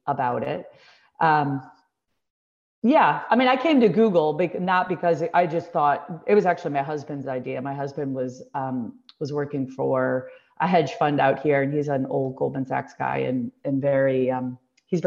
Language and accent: English; Deerfield, Illinois, United States; moved away; I grew up in Deerfield